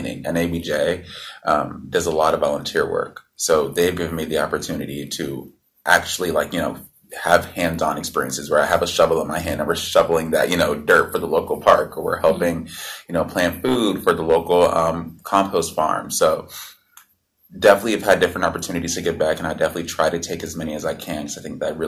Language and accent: English; Atlanta, Georgia, United States; I'm from Atlanta, Georgia